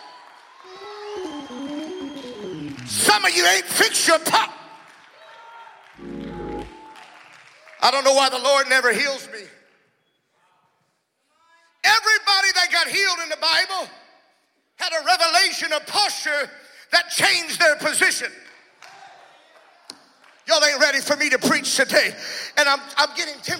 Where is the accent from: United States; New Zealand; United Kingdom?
United States; South Louisiana; I'm from South Louisiana